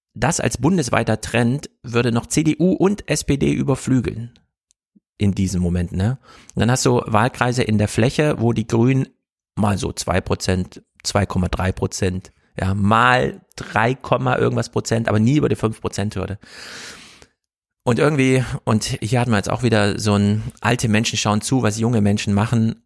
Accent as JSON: {"language": "German", "region": "East Germany", "country": "Germany", "said": "Ich bin ja Ossi"}